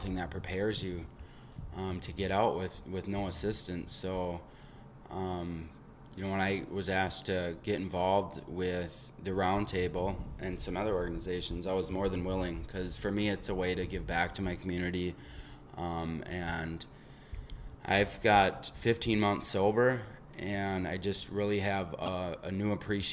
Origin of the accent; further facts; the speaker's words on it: Eau Claire, Wisconsin, United States; I am from Eau Claire, Wisconsin